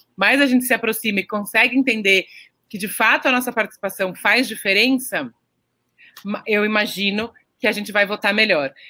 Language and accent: Portuguese; São Paulo, Brazil; Eu sou é, nascida e criada aqui em São Paulo